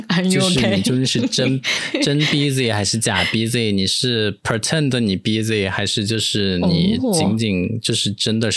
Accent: Taiwan; accent: Taiwanese; 我要在每次讲台湾腔的时候都表示一下我的立场嘛

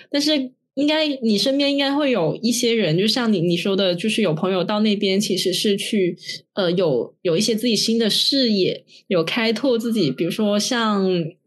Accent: Guangzhou, Guangdong, China; also born or lived in Shenzhen; 像我，我妈也是，我本身是广州的

